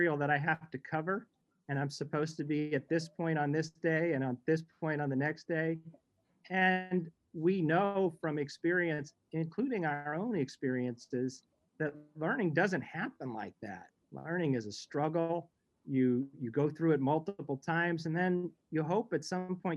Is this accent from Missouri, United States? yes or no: yes; St. Louis, Missouri, United States; moved away; I grew up in St. Louis